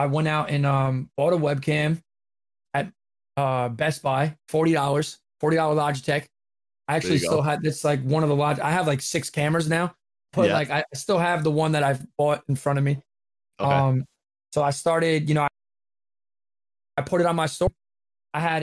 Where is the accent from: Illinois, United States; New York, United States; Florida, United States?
New York, United States; I'm from New York